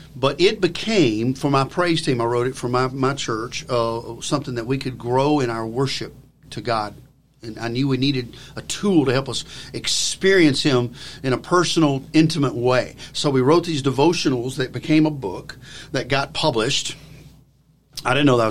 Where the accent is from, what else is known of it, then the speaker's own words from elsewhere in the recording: Alabama, United States; I'm from Alabama. My father was a farmer, as well as someone who worked a blue collar factory job. But he did the weekend farming